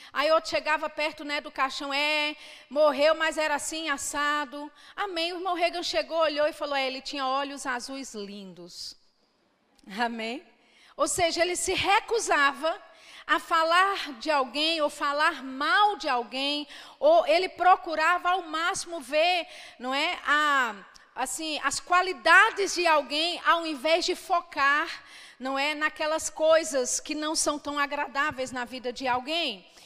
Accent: Belo Horizonte, Minas Gerais, Brazil; Eu sou de Belo Horizonte, né? Vivi ah, praticamente toda a minha vida lá, mas os meus pais são baianos

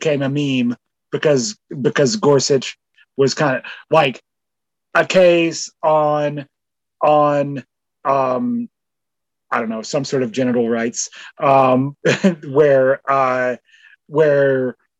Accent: Canada

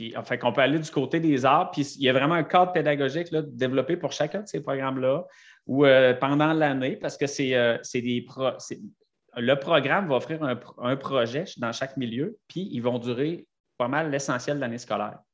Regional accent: Sainte-Brigitte-de-Laval, Quebec, Canada; je viens de Sainte-Brigitte de Laval

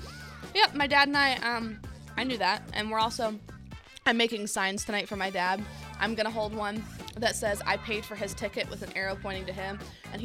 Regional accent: Indiana, United States; accent: Midwest; I'm not from Minnesota. I'm from Indiana

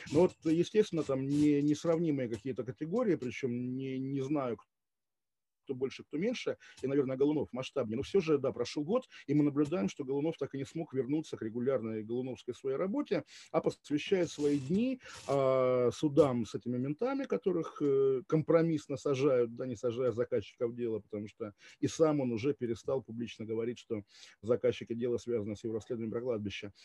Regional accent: Kaliningrad, Kaliningrad Oblast, Russia; moved away as an adult; also born or lived in Switzerland / Moscow; я жил до 23 лет в Калининграде

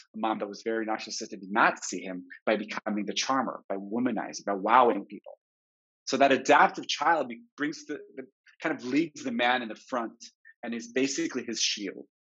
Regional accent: Jerusalem, Jerusalem District, Israel; So I grew up in French Hill, the conservative movement of the 80s, the bubble, the Anglo Saxon bubble in Jerusalem.

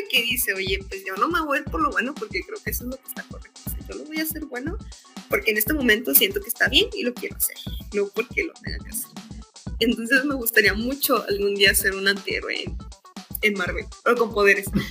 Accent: Monterrey, Nuevo León, Mexico; Soy de Monterrey

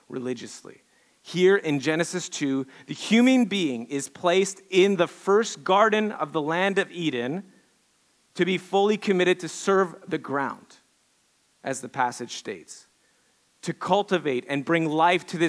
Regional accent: Quebec, Canada; moved away; growing up in Quebec, I grew up in Quebec. I'm your token Canadian hoser, French Canadian hoser

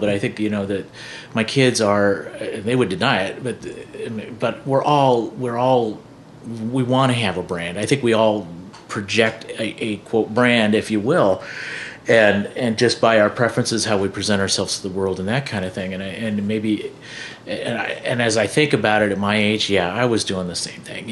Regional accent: Iowa, United States; also born or lived in Farragut, Iowa / Earlham, Iowa / Yucatan, Mexico / Minnesota; I'm an Iowa boy. I mean, I grew up near Baird, you know, which is, it's 25 miles west of Perry.

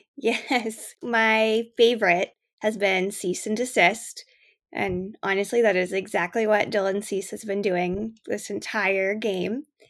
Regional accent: Canada

